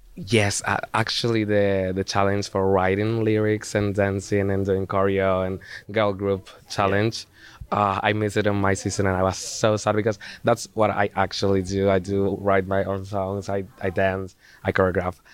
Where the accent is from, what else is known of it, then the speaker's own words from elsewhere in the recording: Zaragoza, Aragon, Spain; in Zaragoza, my hometown in, in, Spain. Actually, in the school, in the high school I used to study.